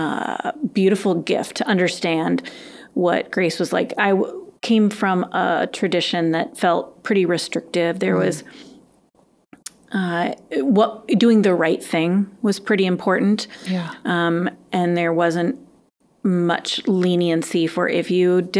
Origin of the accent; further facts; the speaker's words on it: Madison, Wisconsin, United States; I grew up in the Madison area